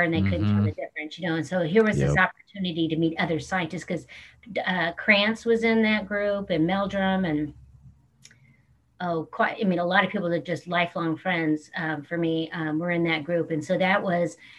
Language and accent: English; Porterville, California, United States; I was born and raised in Porterville, California